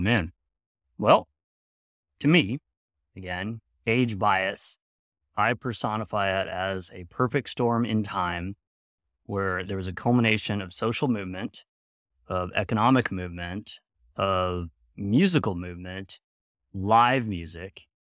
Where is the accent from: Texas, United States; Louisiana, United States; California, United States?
California, United States; Sacramento; growing up in Sacramento, public school system in the early nineties